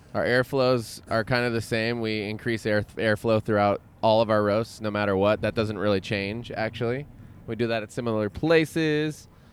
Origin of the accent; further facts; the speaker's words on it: Chico, California, United States; I'm from Chico. It's another valley.